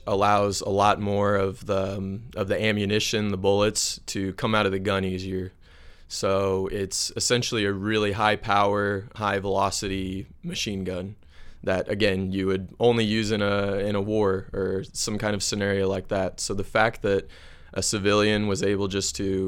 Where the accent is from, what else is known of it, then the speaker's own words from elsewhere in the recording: Missouri, United States; moved away as an adult; now in Chile; I'm from Missouri, we have a very similar culture.